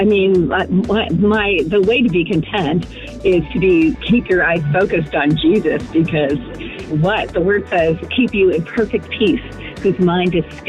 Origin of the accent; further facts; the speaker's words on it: Kansas City, United States; Actually, driving to Springfield, but I'm from Kansas City.